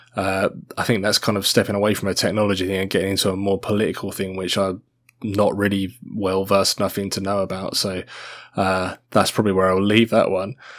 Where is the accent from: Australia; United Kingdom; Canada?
Australia; I'm Australian. I have an Australian citizenship